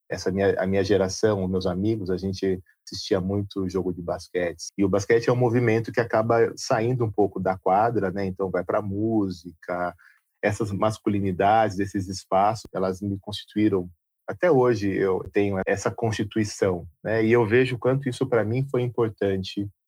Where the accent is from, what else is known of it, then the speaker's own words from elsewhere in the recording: Jundiaí, São Paulo, Brazil; also born or lived in Londrina; eu sou de Jundiaí